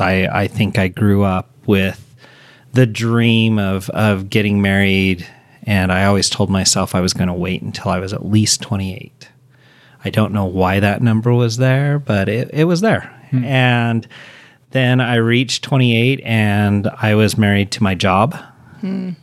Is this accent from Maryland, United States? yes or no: no; Utah, United States; I grew up here in Utah